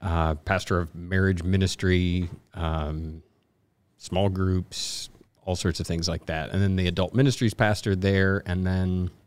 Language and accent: English; Irving, Texas, United States; Originally Texas, right outside of Dallas, Irving, where the Cowboys play.